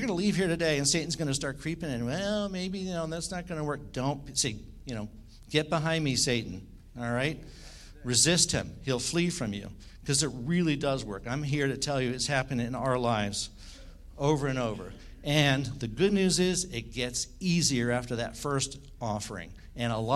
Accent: Washington, District of Columbia, United States; I was born in Washington, D.C.

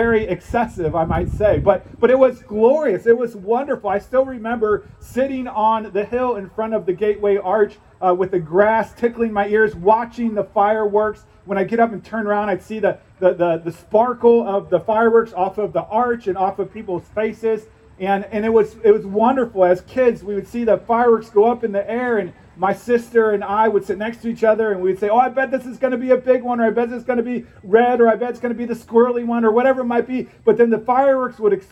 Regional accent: St. Louis, Missouri, United States; moved away; I grew up in St. Louis, Missouri

